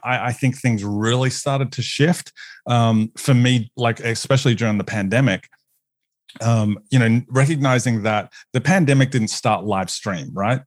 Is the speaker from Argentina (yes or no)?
no; Australia; moved away as an adult; now in United States; as an Australian on staff